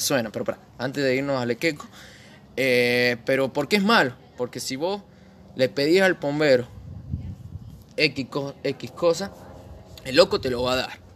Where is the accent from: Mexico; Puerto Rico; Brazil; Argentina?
Argentina; San Juan; born or raised there